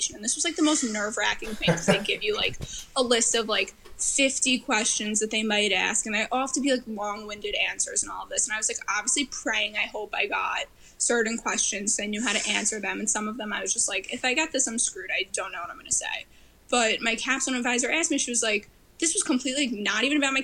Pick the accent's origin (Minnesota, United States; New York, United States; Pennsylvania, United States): New York, United States; Long Island; I'm from Long Island